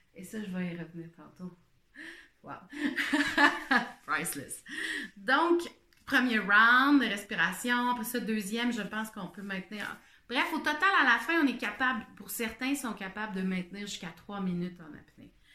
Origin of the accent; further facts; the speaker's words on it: Quebec, Canada; je suis une Québécoise